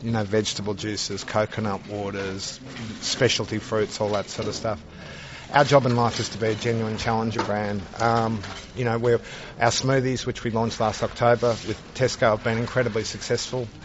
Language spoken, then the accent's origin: English; Australia; you can probably tell that I'm Australian